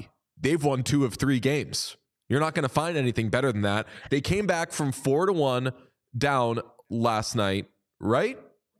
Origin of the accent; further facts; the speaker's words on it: Buffalo, New York, United States; I'm from Buffalo.